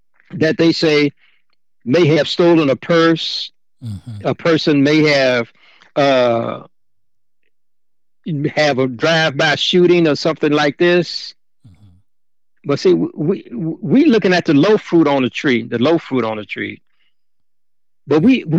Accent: Chicago, Illinois, United States; when I was growing up in Chicago, I came out of Cabrini Green

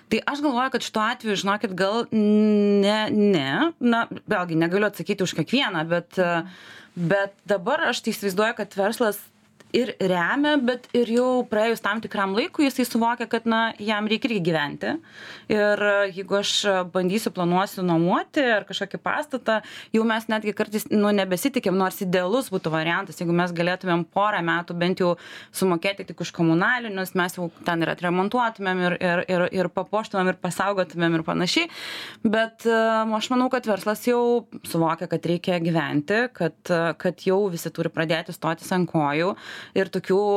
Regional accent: Lithuania; mes lietuviai esam įsteigę tą

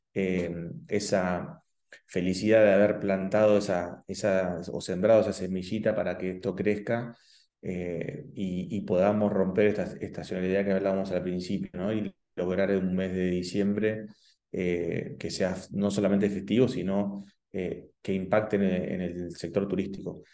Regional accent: La Plata, Buenos Aires Province, Argentina; moved away as an adult; now in Esquel, Argentina; no soy de Esquel, eh, nací en La Plata, y hace 20 años que nos eh, mudamos con mi familia eh, acá a la ciudad de Esquel

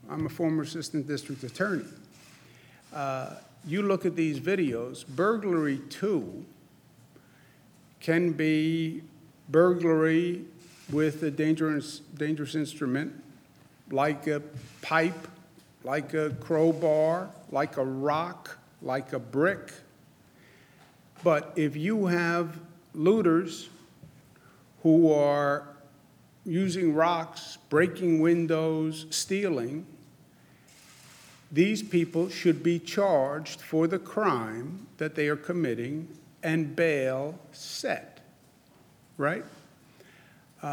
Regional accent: New York, United States; I'm from New York

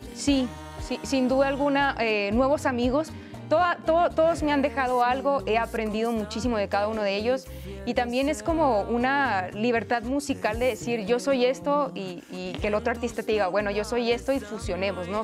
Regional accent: Hermosillo, Sonora, Mexico; now in Mexico City, Mexico; Vengo del norte del país, soy de Hermosillo, Sonora, mucho calor, desierto completamente, pero justo el venirme a, Ciudad de México

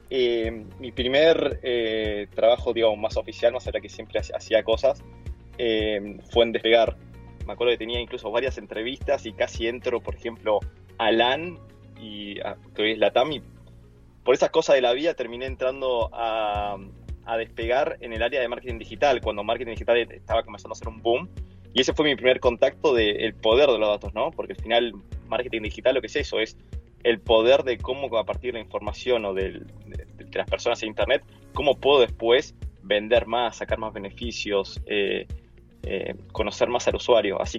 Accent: Chile; now in Argentina; soy, soy chileno pero vivo, viví casi toda mi vida acá en Argentina

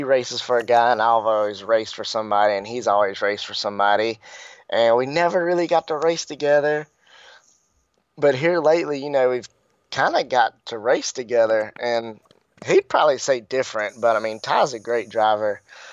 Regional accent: Denham Springs, Louisiana, United States; now in North Carolina, United States; I'm actually born and raised in Denham Springs, Louisiana.

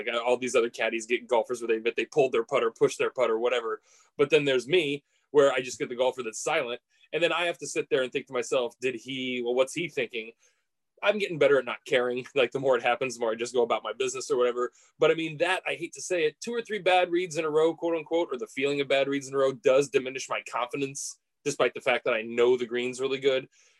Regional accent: Coquille, Oregon, United States; I grew up in Coquille. Our rival was Myrtle Point

